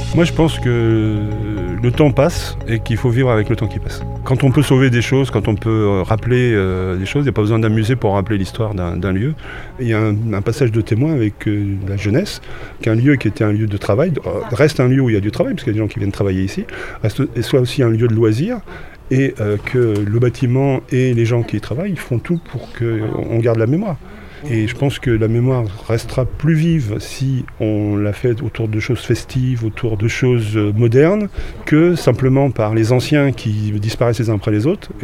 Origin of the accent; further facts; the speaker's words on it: Rouen, Normandy, France; moved away as an adult; je suis originaire de, Haute-Normandie, de Rouen, mais installé à, sur depuis les années 76-77